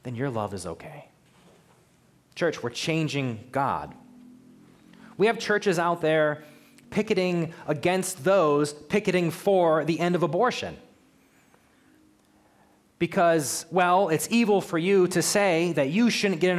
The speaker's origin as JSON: {"language": "English", "country": "United States", "said": "I'm an American living in America"}